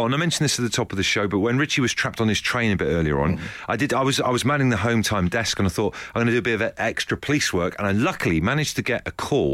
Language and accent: English; Devon, South West England, United Kingdom; moved away; I grew up in Devon with the Beast of Bodmin